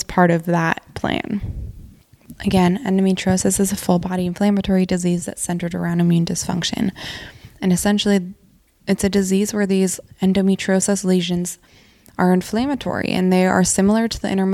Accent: Montana, United States; moved away; I grew up in Montana

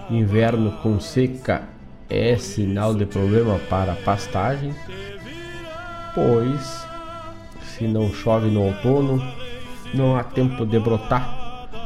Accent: Erval, Rio Grande do Sul, Brazil; Tocamos, tocamos … lá donde eu venho. Eu venho da cidade de Erval.

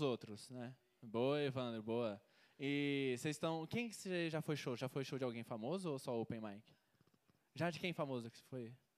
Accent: Goiânia, Goiás, Brazil; sou de Goiânia

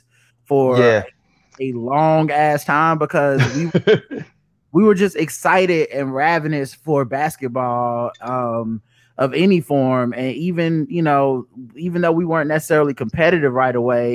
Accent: Charlotte, North Carolina, United States; I'm born and raised in Charlotte

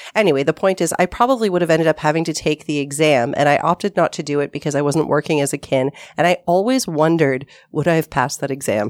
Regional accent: Toronto, Ontario, Canada; I was from Toronto

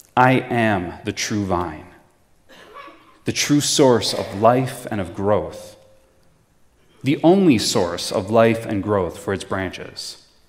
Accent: Prince Edward County, Ontario, Canada; I'm originally from Prince Edward County

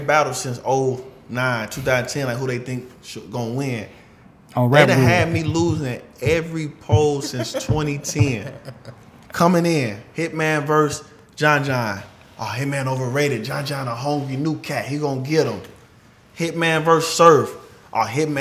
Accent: St. Louis, Missouri, United States; I'm from St. Louis

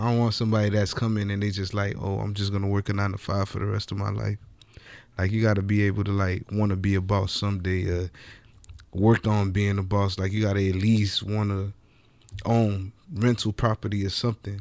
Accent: Miami, Florida, United States; I'm from Dade County

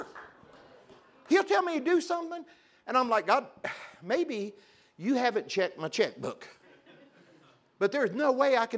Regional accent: Pilot Knob, Missouri, United States; I grew up in a little town called Pilot, not Missouri. 532 people

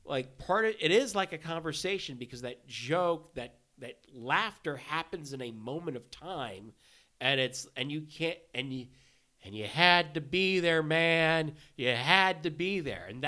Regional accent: Texas, United States; also born or lived in Laos; growing up in Texas

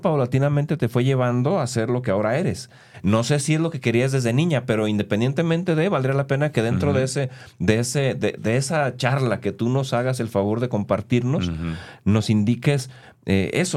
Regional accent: Guadalajara, Jalisco, Mexico; Yo, nací en Guadalajara, producto de papás que se vinieron casados del rancho

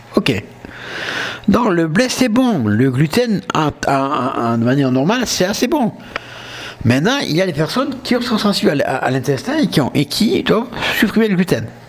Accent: south of France, France; accent: southern French; je suis du sud de la France, avec mon accent, vous l'aurez vu

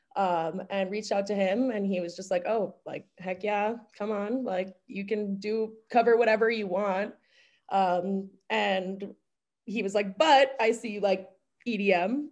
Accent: Westchester County, New York, United States; moved away as an adult; now in Minneapolis, United States; am from Westchester County

